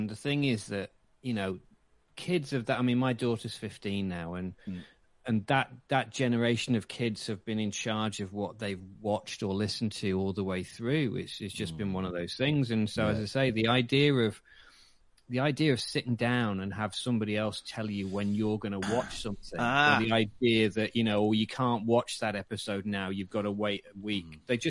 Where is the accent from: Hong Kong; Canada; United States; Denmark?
Hong Kong; I was born and brought up in Hong Kong, so I missed a lot of stuff.